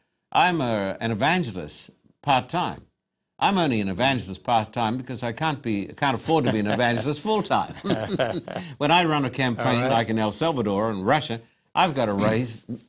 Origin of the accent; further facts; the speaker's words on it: Esk, Queensland, Australia; born there; I was born in a tiny little town in Queensland by the name of Esk.